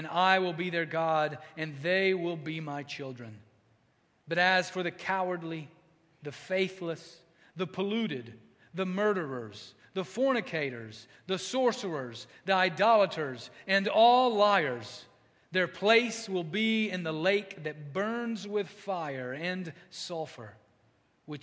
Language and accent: English; United States; we see that as Americans. We see that as American Christians